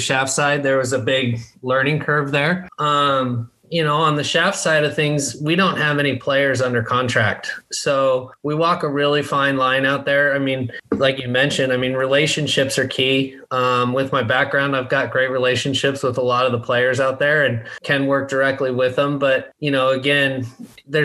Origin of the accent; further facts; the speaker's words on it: Colorado, United States; moved away as an adult; also born or lived in Palm Desert, California / San Diego, California; I grew up in Colorado, played college golf for University of Colorado, Colorado Springs